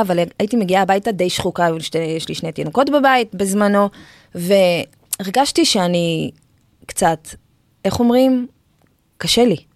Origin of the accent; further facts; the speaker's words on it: Israel; גדלתי במושב, אני ילדה שביעית